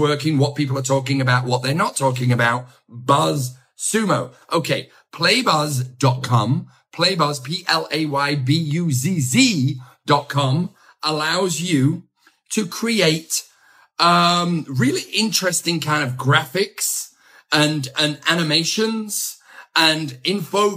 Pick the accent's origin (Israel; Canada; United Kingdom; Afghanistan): United Kingdom; England; accent: English; my English accent.